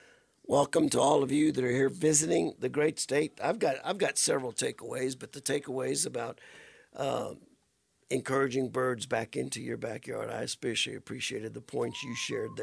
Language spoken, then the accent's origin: English; Louisiana, United States; moved away; I came here from the South Bayous of Louisiana to the desert, the Sonoran Desert.